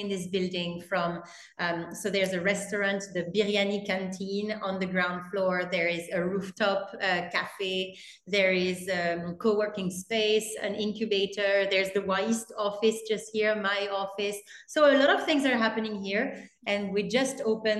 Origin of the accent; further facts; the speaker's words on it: Paris, Île-de-France, France; English is a second language; moved away as an adult; now in Kolkata, India; I'm from Paris and I could have stayed in Paris